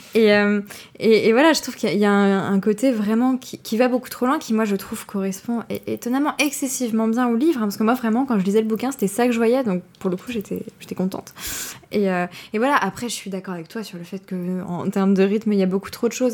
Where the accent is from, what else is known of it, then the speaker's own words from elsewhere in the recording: France; en tant que Français